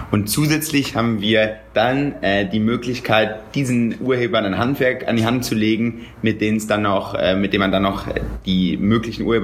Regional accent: Cologne, North Rhine-Westphalia, Germany; Ich bin ähm, ursprünglich aus Köln.

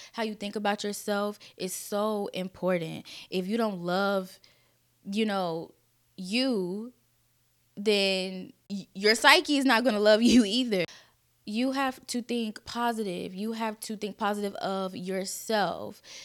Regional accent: Kansas City, United States; I was born and raised in Kansas City

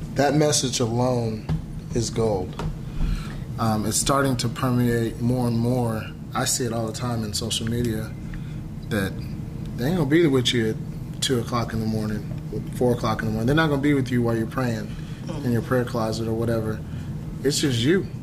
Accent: Dallas, Texas, United States; we're from Dallas

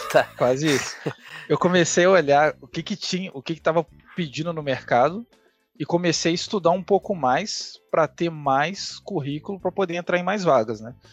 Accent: Juiz de Fora, Minas Gerais, Brazil; now in São Paulo, Brazil; saindo da minha cidade natal, né, que é Juiz de Fora, para mudar para São Paulo, eu fui procurar as vagas e fui entender o que, que o mercado pedia em São Paulo.

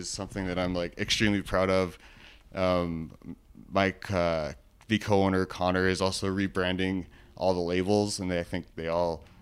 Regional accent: Vancouver, British Columbia, Canada; also born or lived in Edmonton; now in Calgary, Canada; I'm actually originally from Vancouver

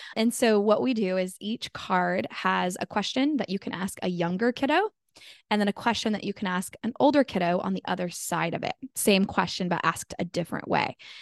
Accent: Sacramento, California, United States; I'm from Sacramento, California

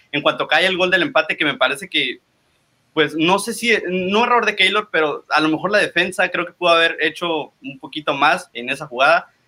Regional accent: Tijuana, Baja California, Mexico; yo soy originario de Tijuana y estoy en Tijuana

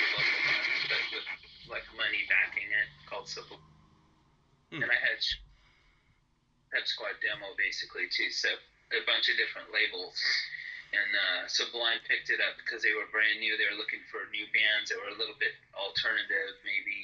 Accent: Oregon, United States; also born or lived in California; I moved up here from California when I was about 12, and so been here for forever. So I was fully Oregonian

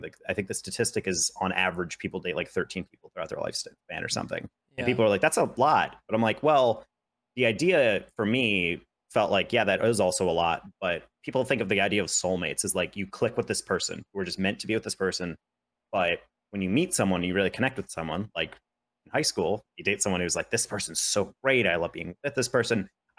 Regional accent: New York, United States; So I went to a school that was in New York State, 40 minutes away from my hometown.

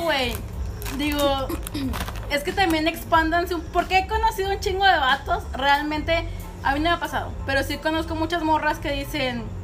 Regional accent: Nuevo León, Mexico

